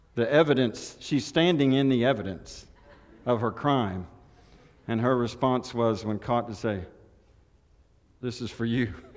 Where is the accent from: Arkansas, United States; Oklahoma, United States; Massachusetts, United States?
Oklahoma, United States; Elk City; I was born on Route 66, Elk City, Oklahoma, Memorial Hospital